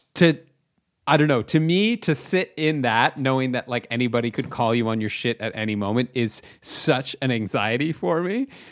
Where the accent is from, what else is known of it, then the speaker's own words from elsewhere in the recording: Chatham, Ontario, Canada; I'm from Chatham, Ontario, uh, which you've never heard of, but it's a small it's a f- like small city surrounded by a farming community